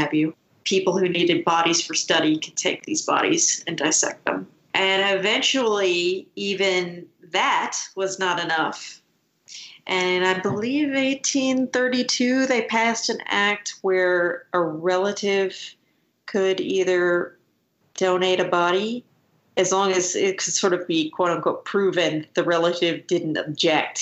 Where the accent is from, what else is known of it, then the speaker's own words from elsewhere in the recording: Scotland, United Kingdom; I was born in Scotland